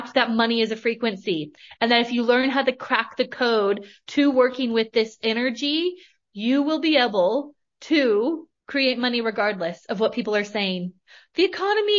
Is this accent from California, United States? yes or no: yes; Northern California, United States; now in Australia; I grew up in Northern California. I currently live in Australia, but I grew up in Northern California, small town girl